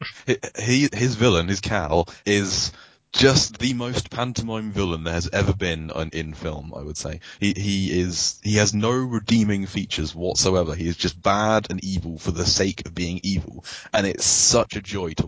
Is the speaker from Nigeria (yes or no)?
no; Southampton, South East England, United Kingdom; moved away; my hometown is Southampton